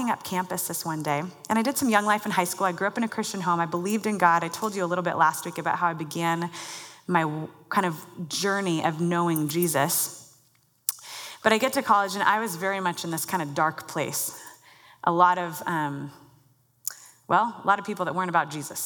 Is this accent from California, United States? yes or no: no; Mercer Island, Washington, United States; I grew up on Mercer Island, not far from here